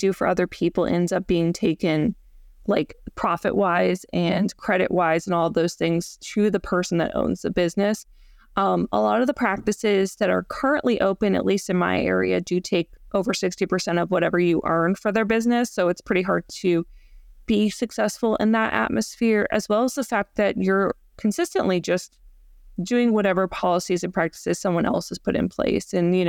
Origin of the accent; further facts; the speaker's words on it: Georgia, United States; moved away as an adult; now in Florida, United States; So yeah, like I'm originally from Georgia, and I ended up moving to Florida to pursue my PhD at Florida State.